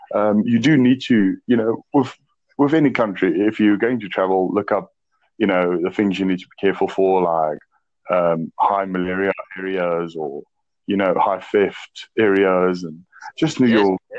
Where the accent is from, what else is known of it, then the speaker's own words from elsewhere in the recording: South Africa; accent: South African; Well, actually, I'm 29 as well. I'm from South Africa.